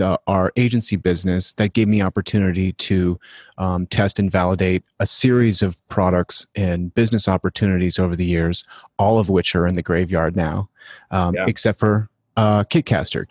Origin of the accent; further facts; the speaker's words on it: Denver, Colorado, United States; I'm from Denver